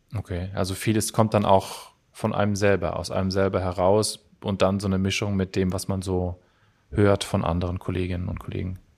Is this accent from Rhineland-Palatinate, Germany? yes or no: no; Cologne, North Rhine-Westphalia, Germany; Ich komme ja aus Köln